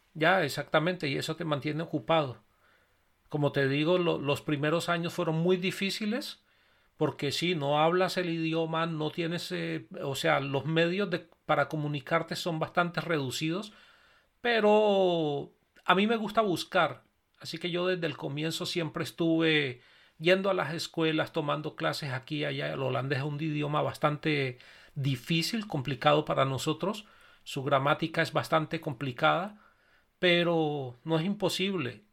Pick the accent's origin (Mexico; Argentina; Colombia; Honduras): Colombia; moved away as an adult; yo venía desde Colombia